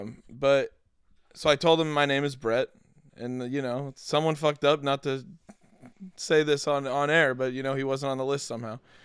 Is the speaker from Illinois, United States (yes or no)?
no; Denver, Colorado, United States; now in Los Angeles, United States; I'm from Denver